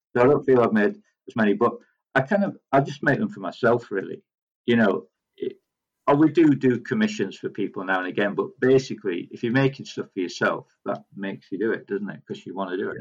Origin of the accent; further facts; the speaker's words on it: Yorkshire and the Humber, United Kingdom; I am from Yorkshire